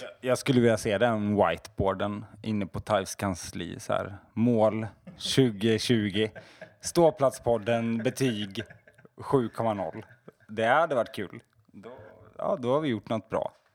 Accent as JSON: {"language": "Swedish", "region": "Småland", "country": "Sweden", "said": "jag är smålänning"}